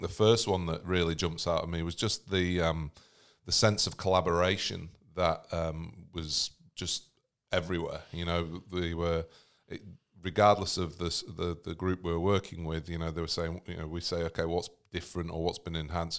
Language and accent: English; United States; I'm American